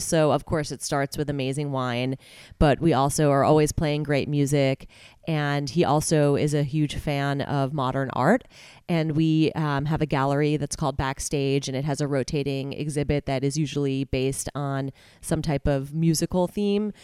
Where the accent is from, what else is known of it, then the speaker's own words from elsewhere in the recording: New Jersey, United States; moved away as an adult; also born or lived in Manhattan, New York; now in California, United States; I was born in Manhattan, raised in New Jersey, went to high school there and everything